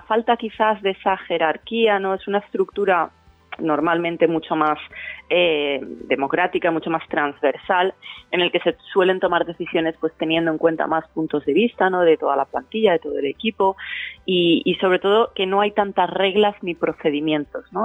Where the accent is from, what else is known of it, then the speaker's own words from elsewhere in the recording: Valencia, Valencian Community, Spain; moved away as an adult; also born or lived in São Paulo, Brazil; Y cuando volví a España, y a Valencia, eh, que es mi ciudad natal